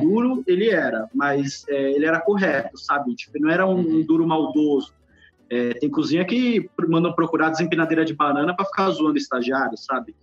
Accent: São Paulo, Brazil; also born or lived in Bahia; eu cresci na Bahia, né? Eu fiquei até os nove anos e meio, mais ou menos, na Bahia. Depois a gente foi para São Paulo

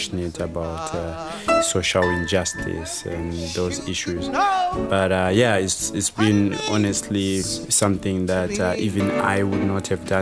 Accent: Zimbabwe; moved away as an adult; also born or lived in Huddersfield, United Kingdom; now in United Kingdom; I'm from Zimbabwe. I was born in Zimbabwe, grew up in Zimbabwe

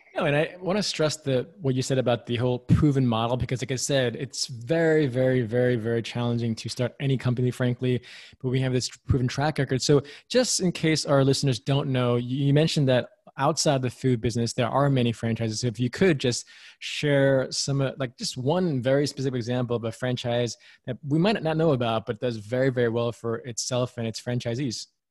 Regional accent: New York City, New York, United States; I'm from New York City, born and raised

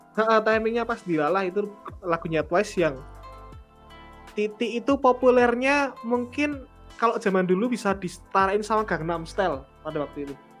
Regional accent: Yogyakarta, Special Region of Yogyakarta, Indonesia; sebagai warga Jogja, saya harus ini loh, harus bangga loh

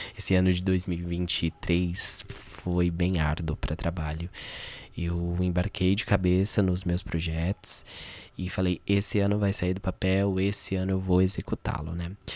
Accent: São Paulo, Brazil; eu sou aqui da Zona Norte de São Paulo, né? Uh, da Brasilândia, mais precisamente. Nasci aqui, fui criado aqui

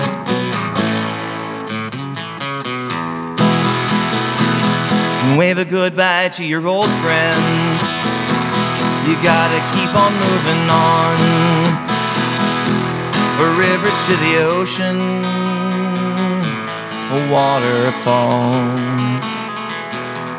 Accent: Coos Bay, Oregon, United States; also born or lived in Seattle / Olympia, Washington; I ended up back in my hometown in Coos Bay

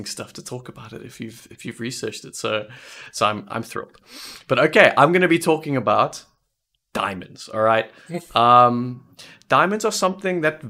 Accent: South Africa; Vince and I are both South Africans

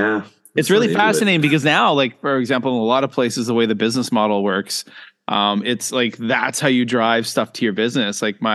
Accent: Louisbourg, Nova Scotia, Canada; Maybe that's because I grew up in Lewisburg with my parents being employees of the Fortress of Lewisburg National Historic Park, all tourism stuff.

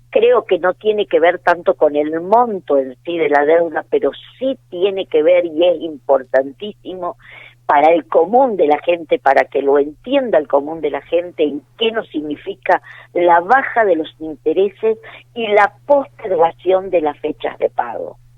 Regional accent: Argentina; creo que tenemos que estar eh, como argentinos orgullosos

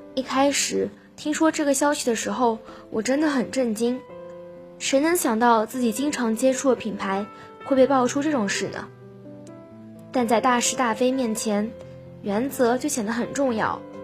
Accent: Haimen, Jiangsu, China; moved away as an adult; now in Nanjing, China; 来自海门。我在南京大学，距离我家乡二百零九公里

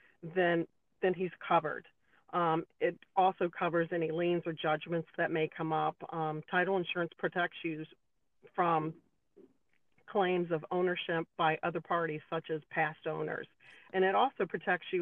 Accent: the South, United States; I'm from the South, so I do a lot of Southern cooking

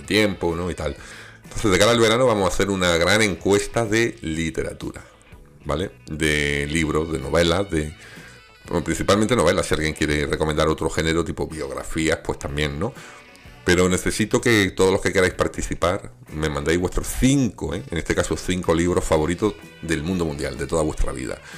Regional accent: Granada, Andalusia, Spain; yo vengo de Granada, que allí tenemos el polígono de las Manjayas

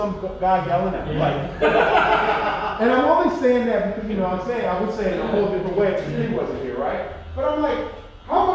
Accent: Los Angeles, California, United States; moved away; I am from Los Angeles

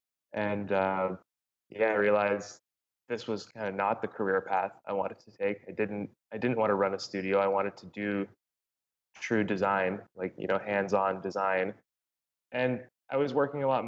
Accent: Canada; moved away as an adult; also born or lived in Los Angeles; now in Playa Vista, Los Angeles, United States; as a Canadian moving to the US

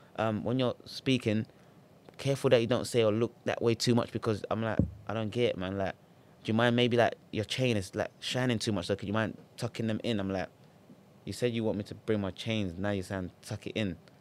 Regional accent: Ghana; now in United Kingdom; I'm from Ghana

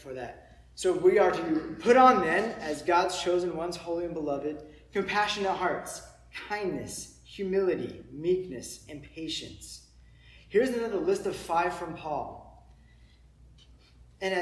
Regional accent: San Diego, California, United States; moved away as an adult; also born or lived in Orange City, Iowa; me from San Diego, I look like a surfer

